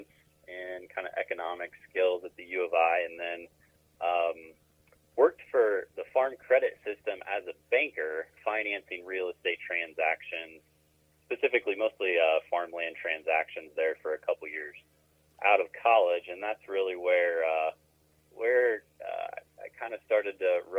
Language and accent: English; Havana, Illinois, United States; now in Chicago, United States; I'm an Illinois boy. Grew up on a farm right in the middle of the state, Havana, Illinois